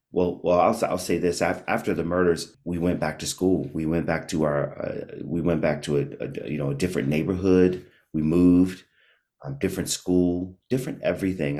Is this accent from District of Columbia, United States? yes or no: yes; Washington, District of Columbia, United States; also born or lived in Maryland; I grew up in Washington, D C, born and raised